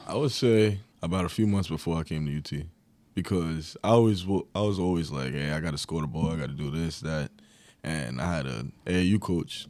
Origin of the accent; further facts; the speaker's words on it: Long Island, New York, United States; moved away; I was from Long Island.